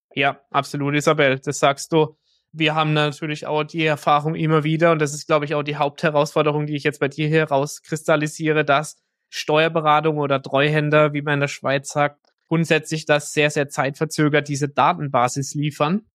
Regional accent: Germany; wir sind aus Deutschland

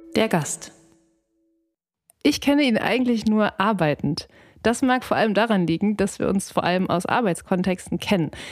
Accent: Ruhr area, North Rhine-Westphalia, Germany; ich bin im Ruhrgebiet aufgewachsen

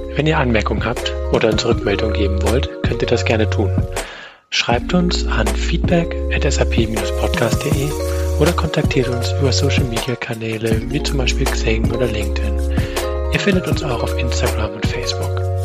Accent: Germany; bei uns in Deutschland

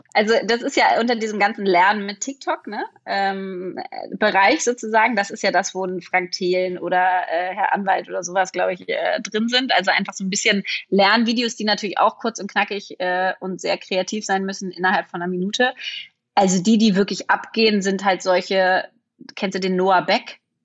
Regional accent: Berlin, Germany; ich bin Berlinerin

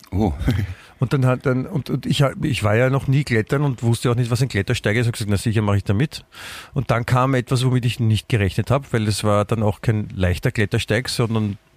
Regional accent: Germany; sicher, ich bin Deutscher.

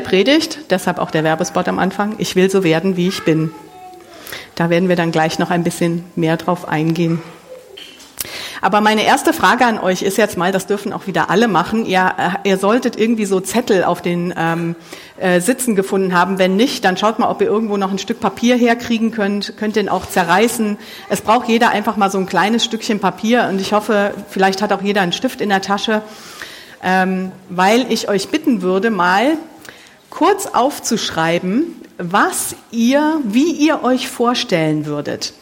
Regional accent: Mönchengladbach, North Rhine-Westphalia, Germany; moved away as an adult; now in Siegerland, Germany; ich komme hier aus Mönchengladbach, ich bin hier groß geworden

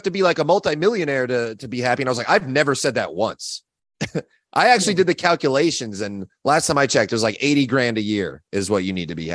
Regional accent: Orange County, California, United States; moved away as an adult; also born or lived in Los Angeles, California; now in Austin, United States; I was originally from Orange County

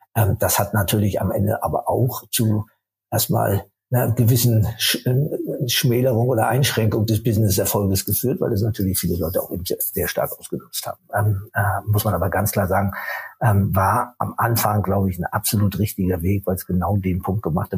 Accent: Rostock, Mecklenburg-Vorpommern, Germany; Ich bin äh, in Rostock geboren

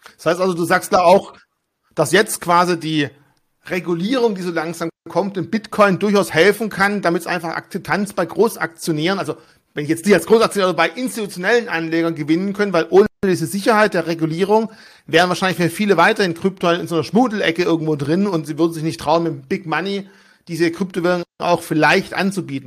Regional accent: Germany; Bei uns in Deutschland

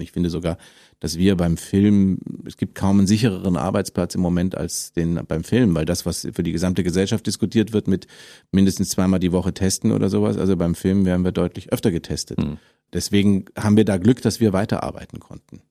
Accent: Munich, Bavaria, Germany; now in Berlin, Germany; als Münchner

